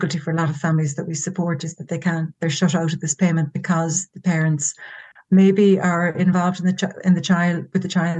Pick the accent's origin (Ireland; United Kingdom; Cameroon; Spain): Ireland; Cork, Munster; now in Galway, Ireland; I'm from Cork in the south of Ireland